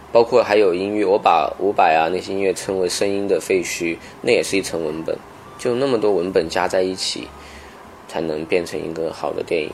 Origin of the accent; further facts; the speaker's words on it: Kaili, Guizhou, China; 那时候十几岁，在，在凯里